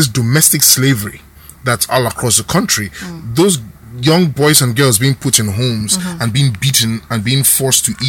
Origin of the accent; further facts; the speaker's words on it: Okrika, Rivers State, Nigeria; I'm from the Niger Delta. I'm from Okrika